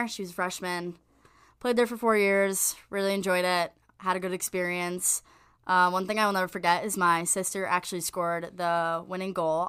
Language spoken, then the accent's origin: English; New Jersey, United States; I'm from North Jersey.